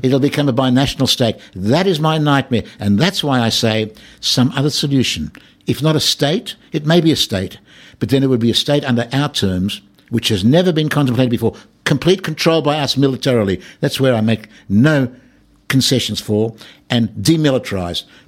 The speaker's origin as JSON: {"language": "English", "country": "Australia", "moved": "yes", "lives_now": "Israel", "said": "I come from Australia where anti-Semitism is virtually negligible"}